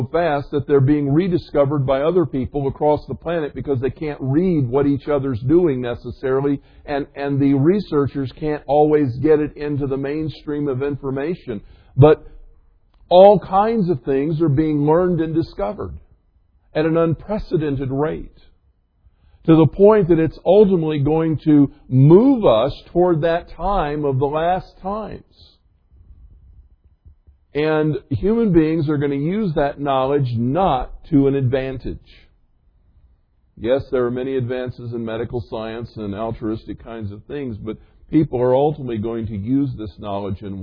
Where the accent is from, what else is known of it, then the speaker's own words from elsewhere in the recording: the South, United States; I grew up in the South